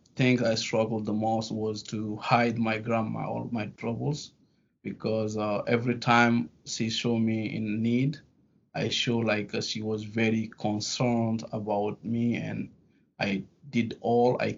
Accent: Guinea; English is a second language; also born or lived in France; now in New York, United States; I was born in a little village in Guinea

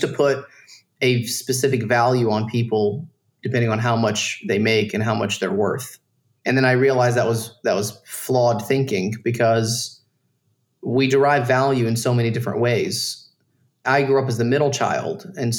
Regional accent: Dalton, Georgia, United States; I grew up in Dalton, Georgia, around a bunch of Mexicans, dude. Like, everyone was poor.

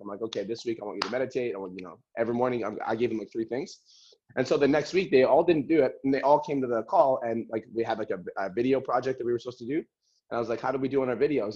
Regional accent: Calgary, Alberta, Canada; I was born in Calgary, Alberta

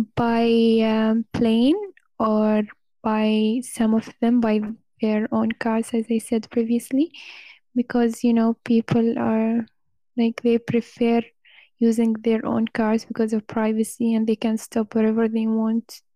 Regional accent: Oman; English is a second language; I'm from Oman

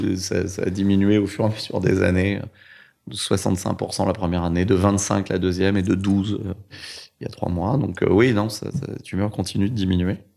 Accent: Orly, Île-de-France, France; also born or lived in Vitry-sur-Seine; J'ai grandi en, en banlieue, dans, à Orly et Choisy-le-Roi

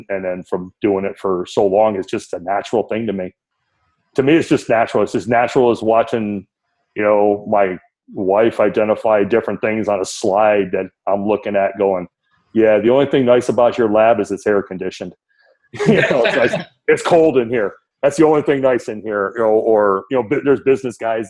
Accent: Detroit, Michigan, United States; now in Cypress, United States; growing up in Detroit

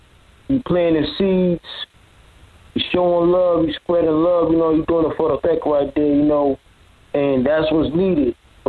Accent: New York, United States; I'm from up top. I'm from New York

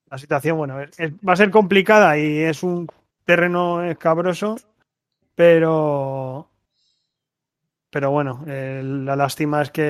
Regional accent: Valencia, Valencian Community, Spain; tanto, tanto yo como Chapis como, como Sergi somos de Valencia

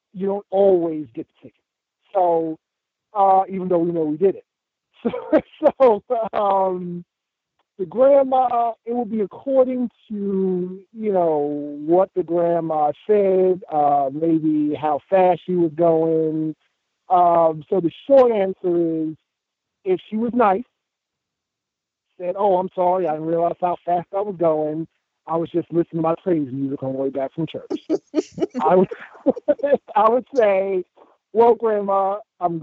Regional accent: Amityville, New York, United States; also born or lived in South Carolina; now in Columbia, South Carolina, United States; I'm from Amityville, Long Island

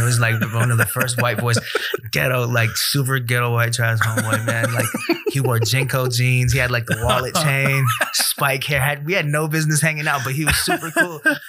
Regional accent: Samoa; And growing up in Samoa is predominantly Samoan for a lot of kids, you know?

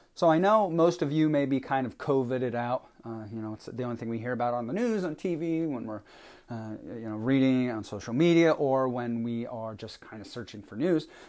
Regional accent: Vermont, United States; moved away as an adult; now in New Jersey, United States; Vermont, which is my home state where I was born and spent the first nineteen years of my life

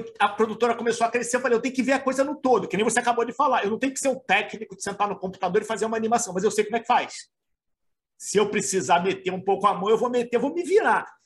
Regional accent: Rio de Janeiro, Brazil; sou carioca também

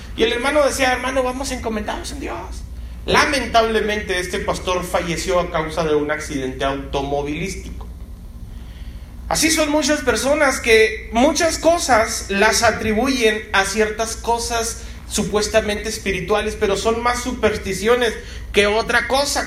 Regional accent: Mexico; como mexicanos, a veces lo hacemos con un pozole o con un menudo

